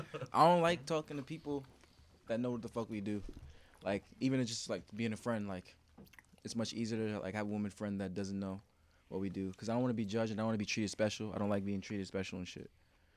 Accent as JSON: {"language": "English", "town": "Brooklyn", "region": "New York", "country": "United States", "said": "I'm from Brooklyn, you know."}